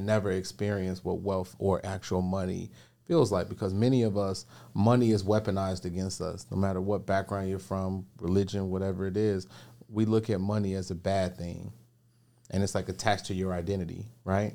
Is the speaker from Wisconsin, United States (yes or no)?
no; Chicago, Illinois, United States; I grew up on the south side of Chicago